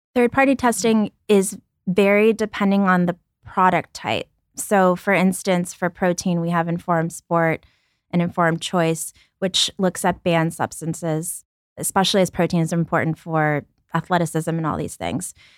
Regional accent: New York City, New York, United States; also born or lived in Ukraine; My family and I moved and we lived in a welfare hotel in Brooklyn

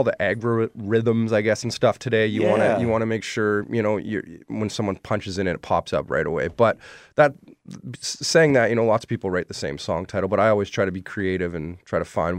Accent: Ontario, Canada; I decided to write a song about growing up in Ontario, and I've moved around a lot

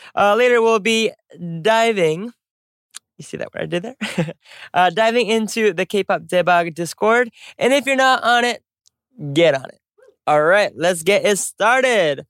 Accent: United States; moved away; also born or lived in Korea; I'm American

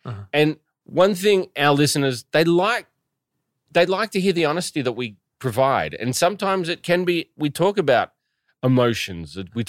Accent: New Zealand; born there; I was born in New Zealand, yeah.

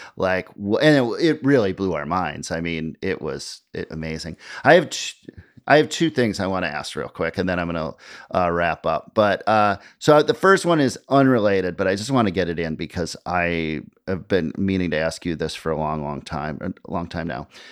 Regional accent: Midwest, United States; now in New York, United States; growing up in the Midwest. I moved to New York

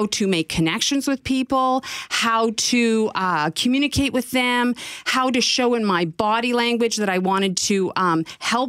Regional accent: Northwestern Ontario, Canada; when I was a child growing up in Northwestern Ontario

